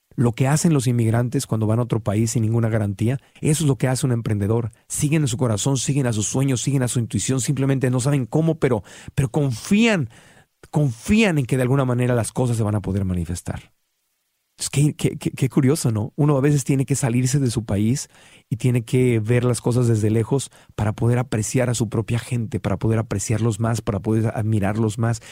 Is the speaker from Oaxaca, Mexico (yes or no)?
no; Tijuana, Baja California, Mexico; moved away as an adult; also born or lived in Mexico City; now in United States; Yo crecí en Tijuana